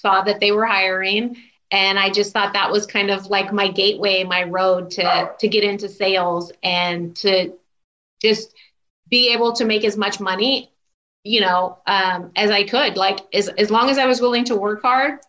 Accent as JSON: {"language": "English", "region": "Southern California", "country": "United States", "tie": "born or raised there", "also_born_or_lived": "Houston, Texas", "said": "I still consider myself SoCal because we moved back out here when I was still really young before I even started kindergarten."}